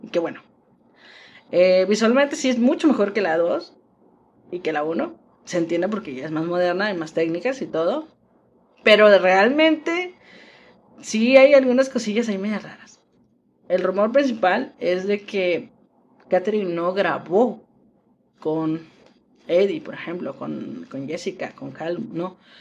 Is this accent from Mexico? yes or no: yes; Mexico; las que somos de México